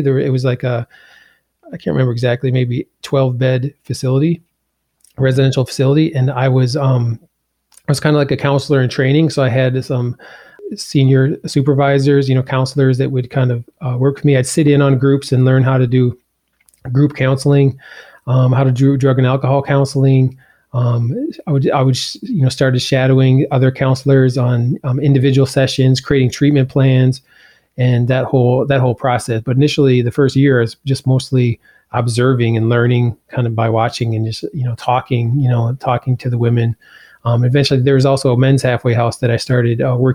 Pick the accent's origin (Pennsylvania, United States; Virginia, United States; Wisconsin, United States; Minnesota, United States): Wisconsin, United States; Brookfield; also born or lived in Iowa; I was born in Iowa, but I grew up in Wisconsin